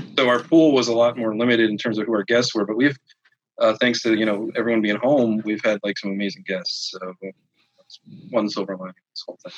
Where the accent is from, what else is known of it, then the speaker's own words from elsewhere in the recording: Philadelphia, Pennsylvania, United States; I'm from the East Coast, from Philly